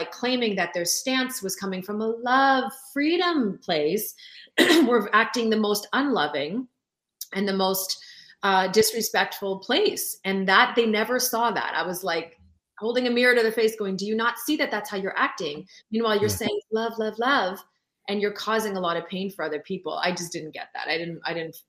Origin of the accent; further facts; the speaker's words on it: Sept-Îles, Quebec, Canada; first language French; English is a second language; also born or lived in Lac-Mégantic; I would have been born there had my dad not been transferred to Sept-Îles, which is where I was born in Northern Quebec